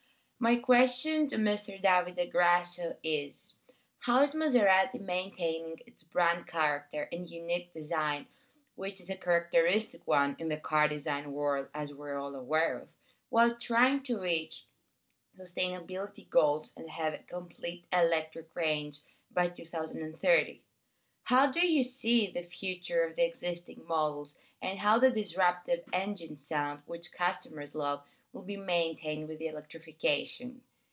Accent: Greece; also born or lived in Athens; I was a participant of the FT Talent Challenge in 2021. I'm originally from Greece, and I'm currently living in Athens.

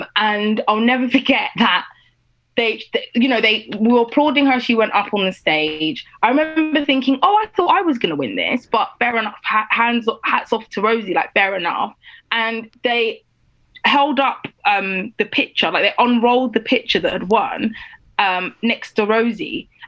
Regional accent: Nigeria; I guess I'm Nigerian, I knew that I had to do whatever I was going to do to like the best of my ability.

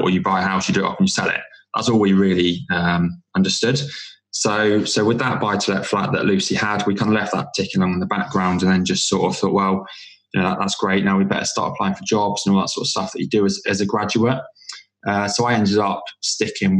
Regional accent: Bude, South West England, United Kingdom; moved away as an adult; also born or lived in Cardiff; I grew up in Cornwall, in a coastal town called Bude

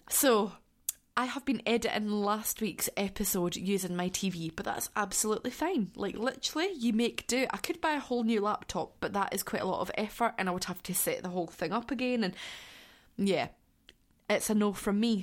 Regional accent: Scotland, United Kingdom; I am from Scotland. I live in southwest Scotland

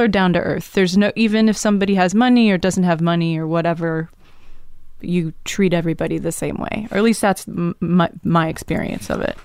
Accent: Dallas, Texas, United States; also born or lived in Tulsa, Oklahoma / New York; I, I moved to Dallas when I was seven

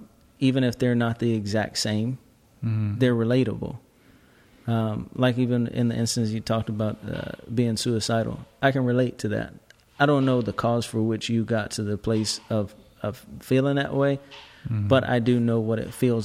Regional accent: Seattle, Washington, United States; moved away; I'm from Seattle. God. Seattle, Washington, yes.

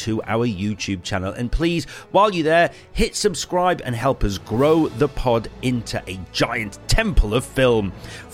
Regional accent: Leeds, Yorkshire and the Humber, United Kingdom; Leeds is my hometown

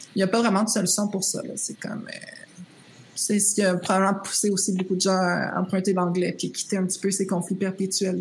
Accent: Rimouski, Quebec, Canada; moved away; je venais de Rimouski, j'avais fait l'anglais enrichi

